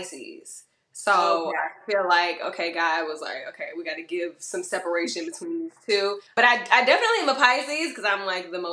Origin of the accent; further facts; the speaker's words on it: Decatur, Georgia, United States; moved away as an adult; now in Los Angeles, United States; My hometown is Decatur, Georgia